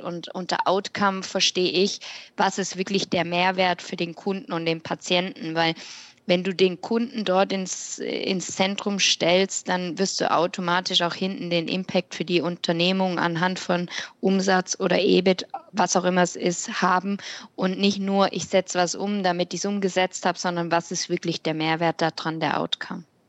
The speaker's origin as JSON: {"language": "German", "country": "Switzerland", "said": "bei uns in der Schweiz"}